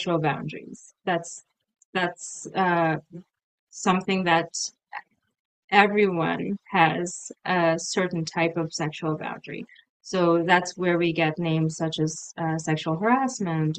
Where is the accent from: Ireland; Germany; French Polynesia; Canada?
Canada; also born or lived in United Kingdom; I'm from Canada, I'm in Canada